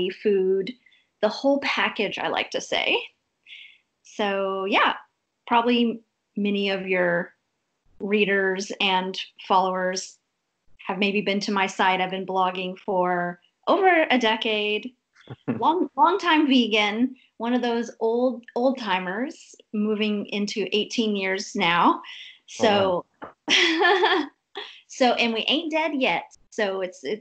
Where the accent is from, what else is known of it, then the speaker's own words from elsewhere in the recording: Texas, United States; moved away as an adult; also born or lived in Berlin, Germany; now in Santarém, Portugal; I'm American. I am from Texas, but I moved to Europe over 2 years ago